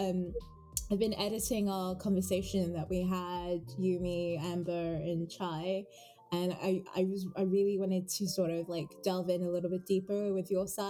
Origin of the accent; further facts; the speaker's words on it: United Kingdom; first language English; I'm British, you know, like I've only ever known this country